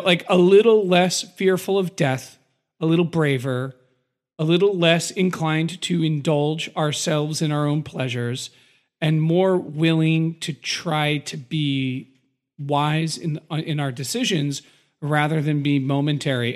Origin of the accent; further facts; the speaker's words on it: United States; I'm an American and I'm an American patriot